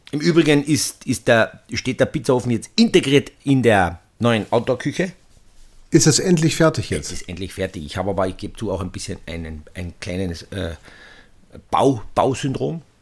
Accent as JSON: {"language": "German", "country": "Austria", "said": "Es ist ja so ja. bei uns in Österreich"}